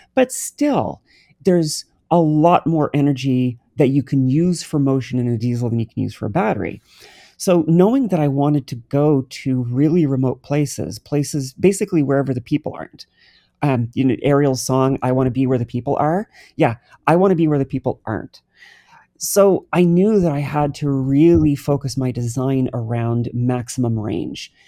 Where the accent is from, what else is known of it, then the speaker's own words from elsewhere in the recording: New Brunswick, Canada; I'm from New Brunswick, Canada. I grew up on the water.